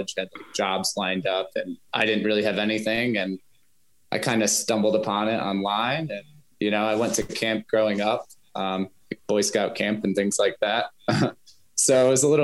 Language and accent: English; United States; being an American